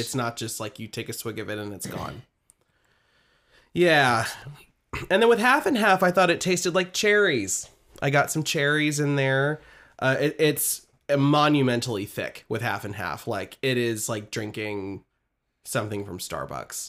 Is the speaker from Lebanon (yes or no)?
no; Midwest, United States; I'm from the Midwest